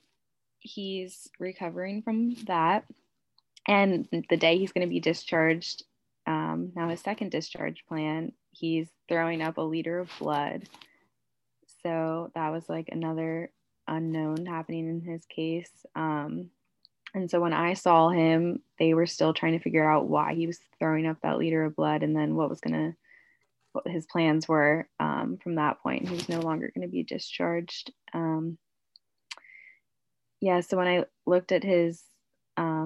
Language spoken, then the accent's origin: English; Bethlehem, Pennsylvania, United States; I'm from Bethlehem, Pennsylvania.